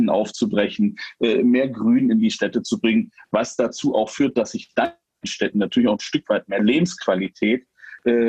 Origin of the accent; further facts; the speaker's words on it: Saxony-Anhalt, Germany; Ich bin auf dem Land groß geworden, äh, da hatten wir am Rande der Bode, die kennt, äh, ein kleines Flüsschen im Harz.